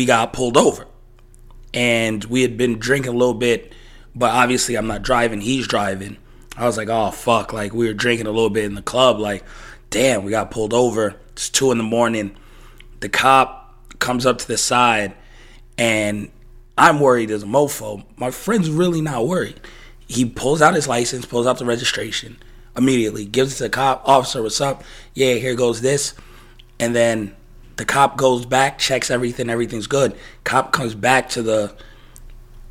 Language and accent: English; United States; moved away; also born or lived in New York, United States / Las Vegas, Nevada, United States; growing up in New York, growing up in Vegas